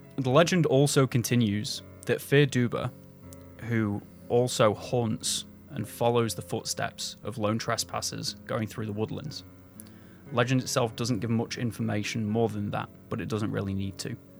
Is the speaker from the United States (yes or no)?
no; England, United Kingdom; I'm English.